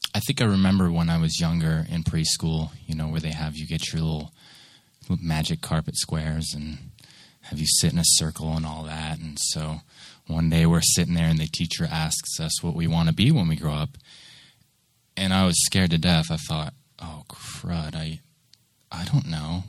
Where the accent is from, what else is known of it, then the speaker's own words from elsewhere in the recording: Seattle, Washington, United States; moved away as an adult; also born or lived in Nashville; I grew up there until about 22, and I did my general education there in Bremerton